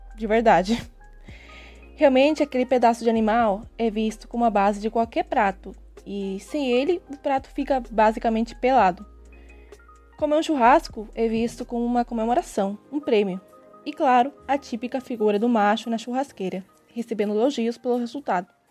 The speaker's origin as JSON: {"language": "Portuguese", "country": "Argentina", "also_born_or_lived": "Brazil", "lives_now": "Córdoba, Argentina", "said": "sou argentina e metade brasileira"}